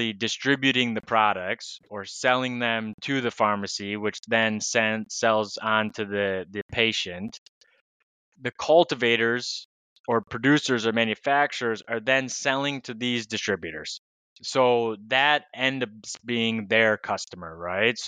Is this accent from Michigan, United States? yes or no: yes; Michigan, United States; moved away as an adult; also born or lived in Tennessee; now in Lisbon, Portugal; I'm originally from Michigan. I grew up there, stayed there through university, and then moved down to Tennessee